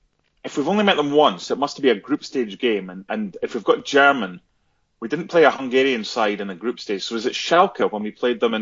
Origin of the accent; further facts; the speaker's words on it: Scotland, United Kingdom; being Scottish